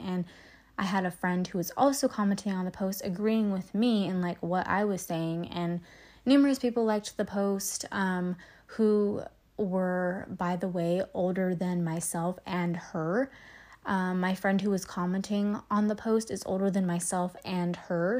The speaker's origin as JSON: {"language": "English", "town": "Salinas", "region": "California", "country": "United States", "also_born_or_lived": "Davis, California", "said": "I'm from Salinas, California"}